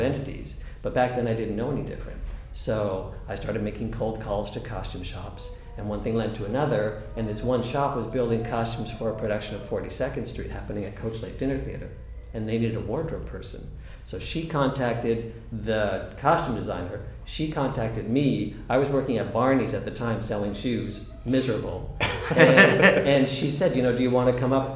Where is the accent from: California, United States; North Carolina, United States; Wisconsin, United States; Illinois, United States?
California, United States; Southern; also born or lived in Canada; my family moved to California when I was six. So that's where I grew up is in Southern California